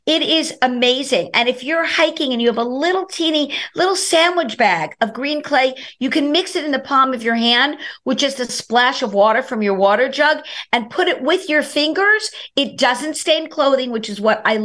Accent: New York City, New York, United States; I'm from Brooklyn, New York

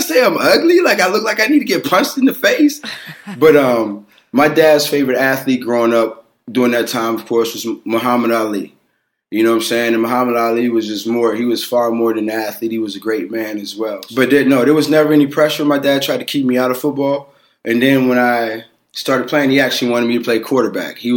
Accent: Aliquippa, Pennsylvania, United States; The high school from my hometown

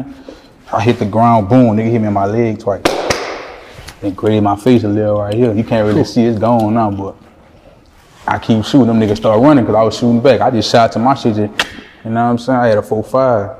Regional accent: New Orleans, Louisiana, United States; also born or lived in Iowa / Baton Rouge; I moved to New Orleans when I was like 3 because I'm originally born in Iowa

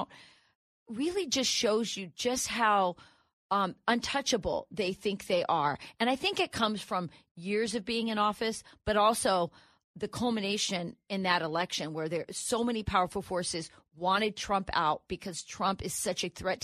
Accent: Wisconsin, United States; I'm from Wisconsin.

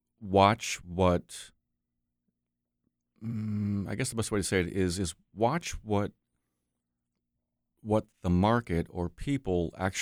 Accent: Saratoga, New York, United States; also born or lived in Maine; I'm a Navy brat, so kind of all over. But I did the majority of my growing up in New York.

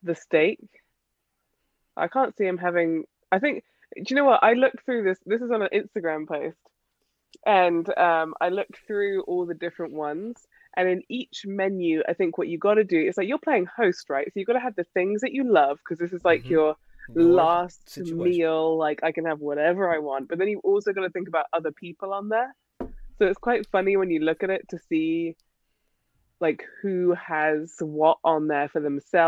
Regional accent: England, United Kingdom; now in United States; I'm English

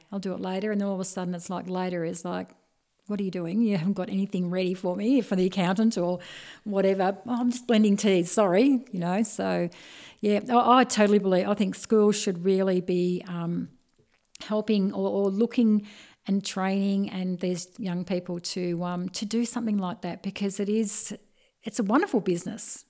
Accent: Bendigo, Victoria, Australia; being born and bred Bendigo, it's, um, my history of growing up in Hargrave Street

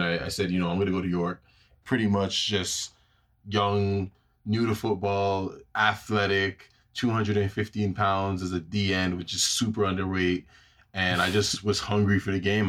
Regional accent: Toronto, Ontario, Canada; also born or lived in Brampton; I'm born and raised in Toronto, Ontario, obviously. Um, majority of my life that lived in Jane and Finch

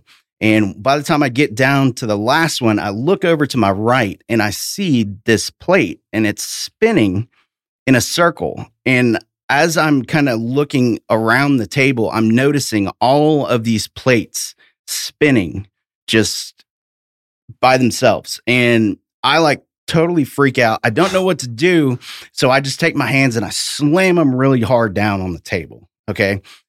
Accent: Tennessee, United States; But yeah, I'm from East Tennessee originally.

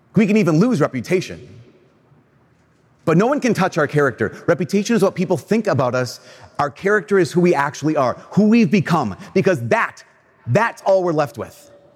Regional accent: Brainerd, Minnesota, United States; I'm from Brainerd

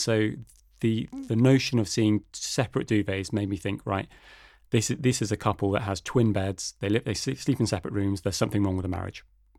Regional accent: United Kingdom; now in Denmark

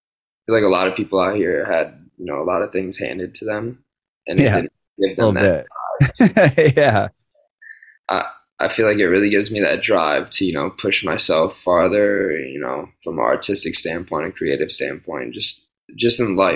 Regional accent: North Ridgeville, Ohio, United States; moved away as an adult; also born or lived in Pittsburgh; now in Los Angeles, United States; I'm from like the Avon, North Ridgeville area, so about like 20 minutes outside the city.

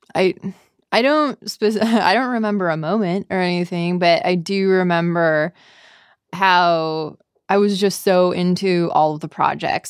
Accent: Bracebridge, Ontario, Canada; accent: Canadian; moved away as an adult; now in San Francisco, United States; I am from a small town called Bracebridge.

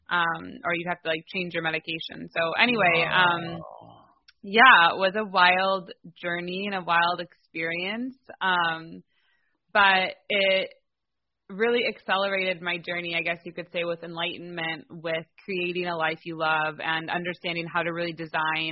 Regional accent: Livonia, Michigan, United States; also born or lived in Detroit, Michigan; I'm from Detroit, Michigan. I grew up right outside called Livonia

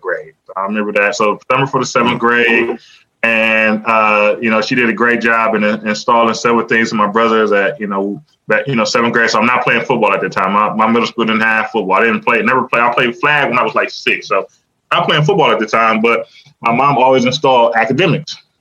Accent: Cleveland, Ohio, United States; I'm from Cleveland

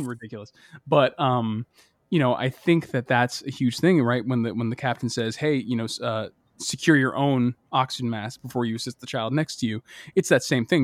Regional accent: Boston, Massachusetts, United States; my childhood growing up in Boston

